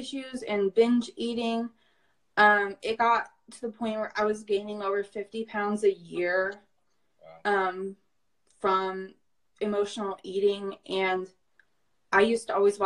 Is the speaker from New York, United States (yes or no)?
no; Indianapolis, Indiana, United States; I am 22 years old. I'm from Indianapolis.